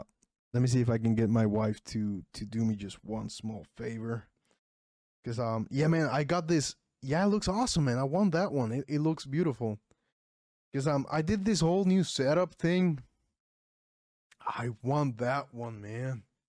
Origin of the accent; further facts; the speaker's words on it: Puerto Rico; English is a second language; I'm from Puerto Rico.